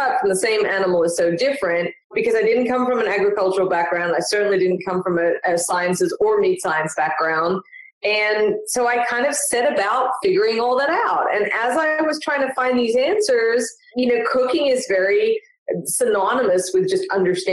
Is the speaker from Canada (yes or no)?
no; Melbourne, Victoria, Australia; I'm originally from Melbourne, Australia